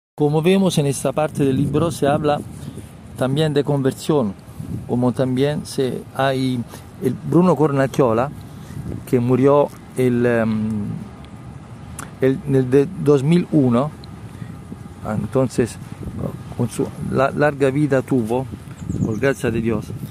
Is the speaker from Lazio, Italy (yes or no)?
yes; Rome, Lazio, Italy; Spanish is a second language; yo soy de Roma